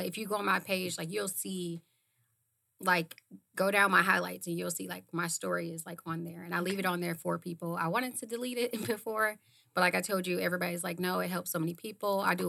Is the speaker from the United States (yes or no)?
yes; Ohio, United States; I'm from Ohio.